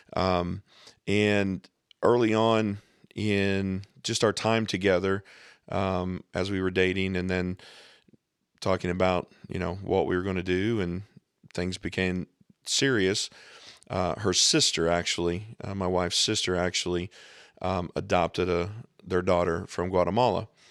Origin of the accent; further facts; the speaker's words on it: Scott County, Southern Indiana, United States; I grew up here in Southern Indiana